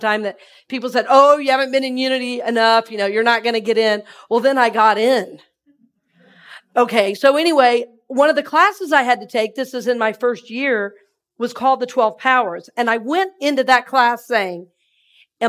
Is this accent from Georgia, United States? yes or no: yes; Red Oak, Georgia, United States; now in Tampa, United States; I'm from Red Oak, Georgia